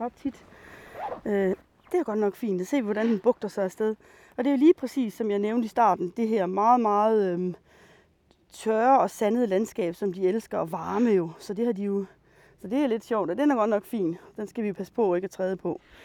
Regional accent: Rønde, Central Denmark Region, Denmark; jeg er opvokset i Nationalparken. Øhm, I den del, der hedder Ronde

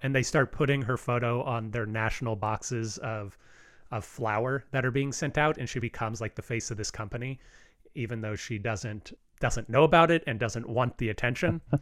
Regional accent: Hockley, Texas, United States; where I grew up in Hockley, Texas

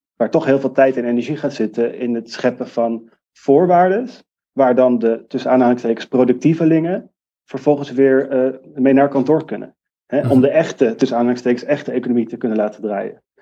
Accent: Amsterdam, North Holland, Netherlands; ik kom uit Amsterdam

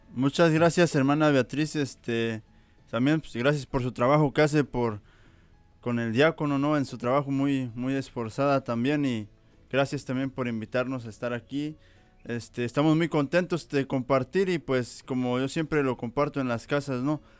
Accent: Veracruz, Mexico; igual de México, Veracruz

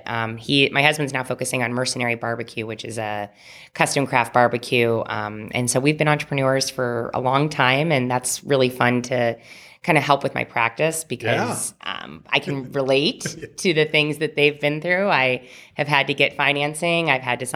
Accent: Indianapolis, Indiana, United States; also born or lived in Carmel, Indiana; I was born and raised in Indianapolis and Carmel and lived here pretty much my whole life.

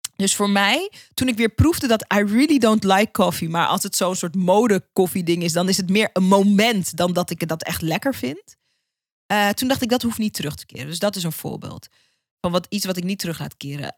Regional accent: Suriname; de Caribische cultuur waar ik uitkom als Surinaamse.

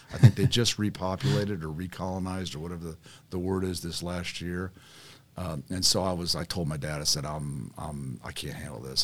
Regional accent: Carmel, Indiana, United States; also born or lived in Avon, Indiana; I grew up in Carmel, um, went to Carmel High School, graduated from there

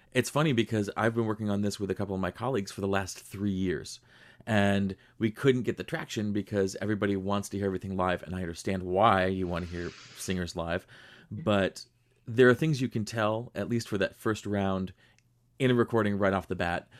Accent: Rochester, New York, United States; I grew up in Western New York. I grew up in Rochester

